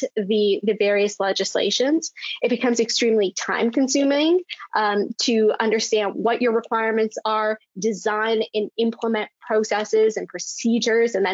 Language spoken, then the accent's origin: English; Canada; I am from Canada. I'm located in Toronto.